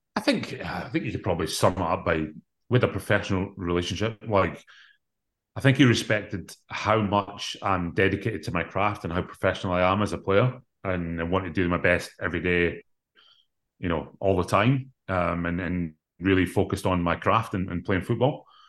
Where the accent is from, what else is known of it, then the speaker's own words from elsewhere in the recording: Scotland, United Kingdom; growing up in Scotland